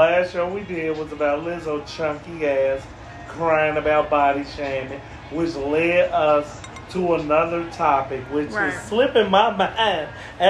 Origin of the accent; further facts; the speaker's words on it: Chicago, Illinois, United States; I'm from the north side.